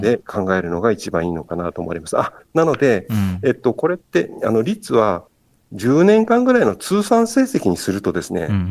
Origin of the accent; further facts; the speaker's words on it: Kagoshima, Japan; now in Kochi, Japan; もともと焼酎文化の鹿児島県で生まれ育って